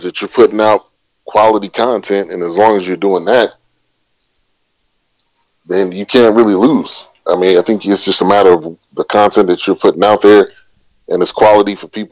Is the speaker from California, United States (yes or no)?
yes; Bay Area, California, United States; I grew up in the Bay Area